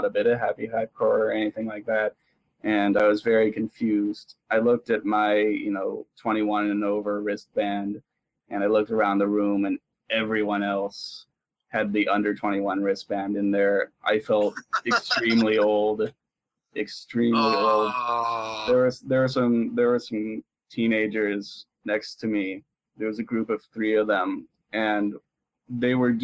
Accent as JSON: {"language": "English", "area": "a small town south of San Jose", "region": "California", "country": "United States", "tie": "born or raised there", "said": "I was raised in a small town south of there"}